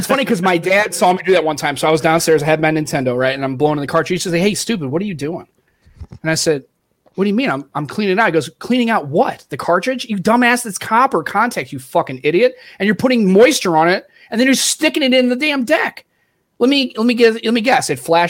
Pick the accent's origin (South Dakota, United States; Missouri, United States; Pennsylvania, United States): Missouri, United States; St. Louis; I grew up in St. Louis.